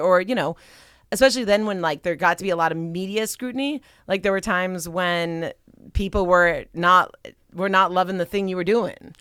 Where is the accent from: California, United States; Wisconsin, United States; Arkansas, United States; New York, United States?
California, United States; Pasadena; moved away as an adult; also born or lived in Silicon Valley; I grew up in Southern California. I grew up in Pasadena. But man, it's different being back as an adult.